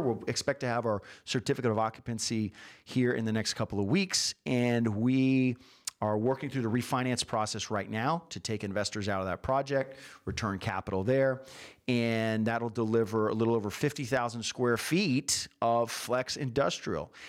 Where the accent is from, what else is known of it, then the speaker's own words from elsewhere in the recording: San Antonio, Texas, United States; I grew up in San Antonio